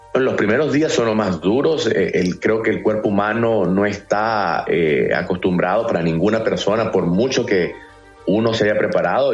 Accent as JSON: {"language": "Spanish", "region": "Matagalpa", "country": "Nicaragua", "said": "yo soy de Matagalpa"}